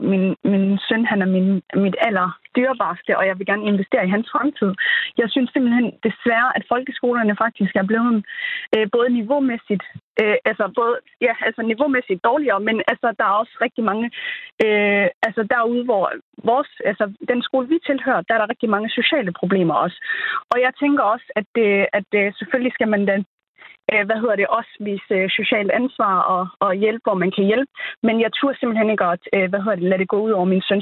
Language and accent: Danish; Somalia; now in Denmark; nu kommer vi jo fra Somalia